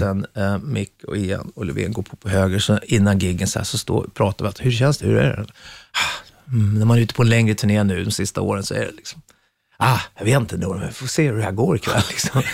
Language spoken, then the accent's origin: Swedish; Sweden; moved away as an adult; now in England; vi är ju svenskar